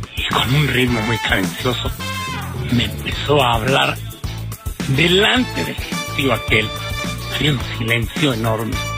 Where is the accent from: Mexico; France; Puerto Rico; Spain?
Mexico; cómo somos los mexicanos